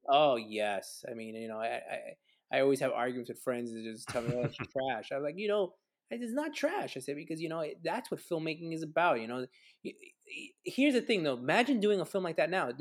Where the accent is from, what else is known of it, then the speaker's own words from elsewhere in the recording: New York City, New York, United States; growing up in New York City, uh, especially, you know, there during the early 80s